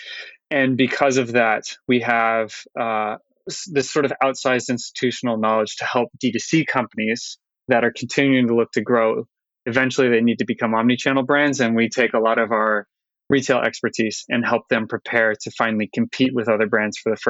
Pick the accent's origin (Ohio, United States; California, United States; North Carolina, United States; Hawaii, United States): Hawaii, United States; I'm very blessed to have been born and raised in Hawaii, particularly on the islands of Maui and Oahu